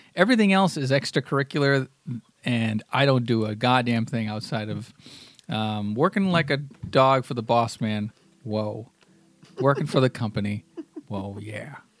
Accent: United States; I'm an American

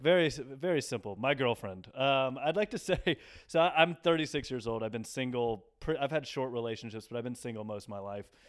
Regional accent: Nashville, Tennessee, United States; also born or lived in Dallas; now in New York, United States; I'm from Nashville

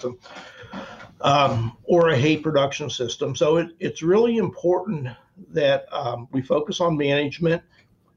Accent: Northeast Ohio, United States; moved away as an adult; I came from Northeast Ohio

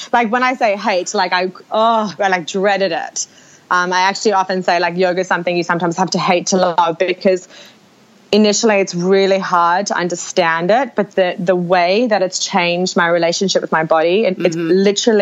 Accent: Australia; As Australian women

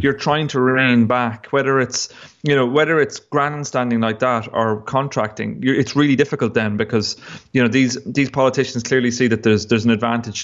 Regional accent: Longford, Leinster, Ireland; where I was growing up in Longford

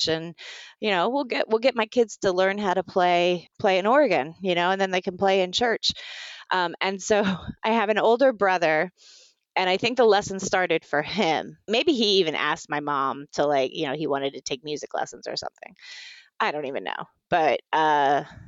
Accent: Virginia Beach, Virginia, United States; I grew up in Virginia Beach, Virginia

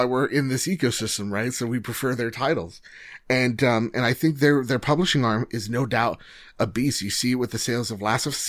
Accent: New Jersey, United States; I'm from Jersey

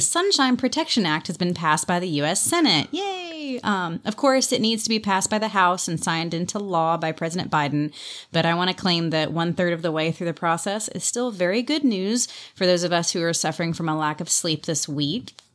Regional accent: California, United States; as a Californian

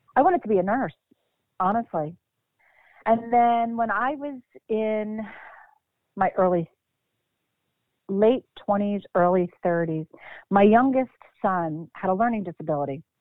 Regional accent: Bucks County, Pennsylvania, United States; moved away as an adult; also born or lived in Philadelphia, Pennsylvania; now in Mount Holly, United States; born born and raised in Philadelphia, moved to Bucks County when I was about six or seven

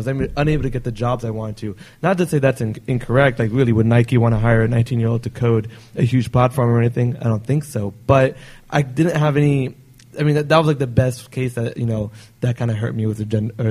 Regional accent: India; I'm Indian

